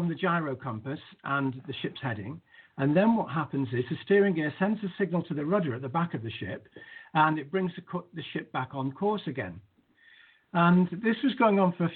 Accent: Manchester, North West England, United Kingdom; where I grew up in Manchester

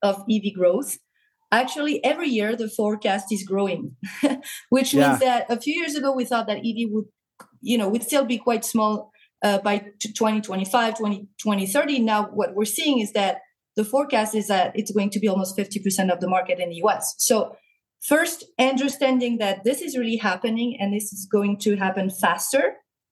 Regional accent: France; also born or lived in San Jose, California, United States / Paris, France; now in Mexico; I was born in the U.S., but I was raised in France.

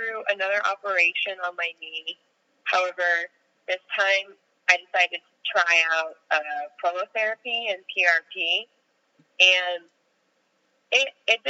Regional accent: Orange County, California, United States; now in Los Angeles, United States; I'm from Orange County. I live in Los Angeles

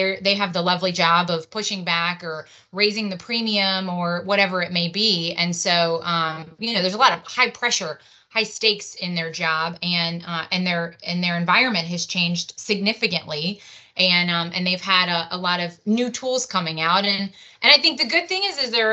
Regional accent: New Orleans, Louisiana, United States; a native New Orleanian

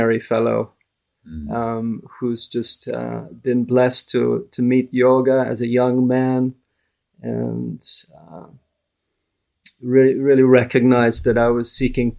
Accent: Vancouver, British Columbia, Canada; I grew up in Vancouver, in Canada, in a very ordinary non-religious family

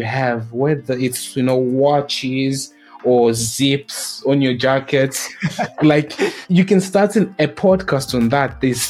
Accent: South Africa; also born or lived in Zimbabwe; now in United Kingdom; I'm from Zimbabwe, but I grew up in South Africa, went to school here. I went to university here in the UK, and I've basically been living in the UK for about just more than 6 years

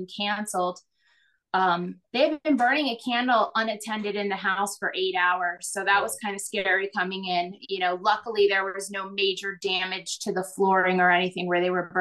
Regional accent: Florida, United States; Growing up in Florida

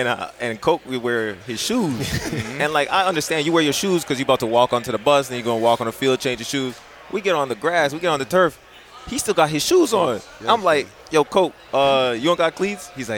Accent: Canada; now in United States; I came from Canada, went to the States, walked on.

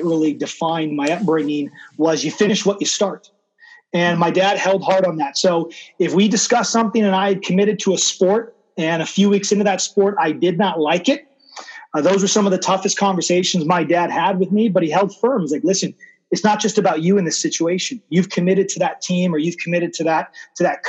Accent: Burlingame, California, United States; I was born in Burlingame, which is just outside of San Francisco

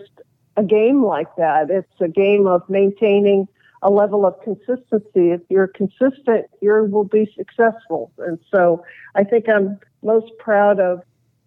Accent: Los Angeles, California, United States; the street that I grew up in the West LA area

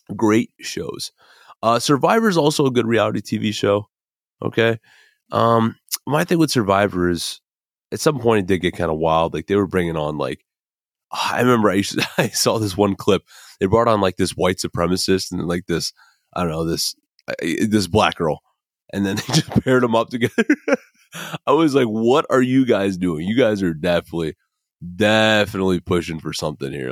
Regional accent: Midwest, United States; I'm from the Midwest.

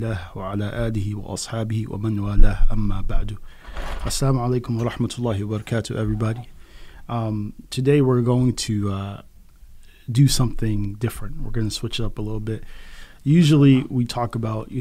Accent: San Diego, California, United States; I was born and raised in San Diego

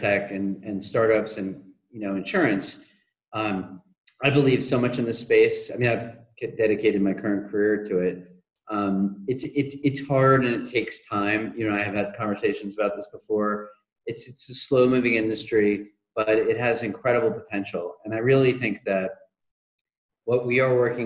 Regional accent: New England, United States; I grew up in New England.

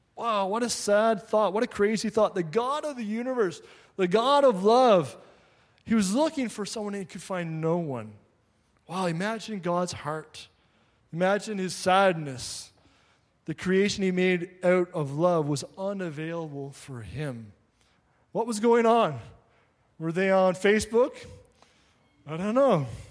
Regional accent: Labrador City, Newfoundland and Labrador, Canada; now in Quebec, Canada; I grew up in Labrador City, right on the border of Quebec

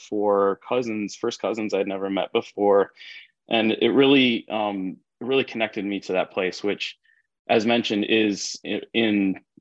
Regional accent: North Shore of Oahu, Hawaii, United States; I was born on the North Shore of Oahu, and raised by my mom and the Caucasian side of my family

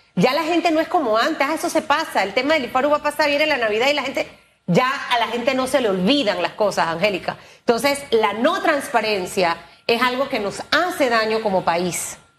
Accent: Panama; como panameños

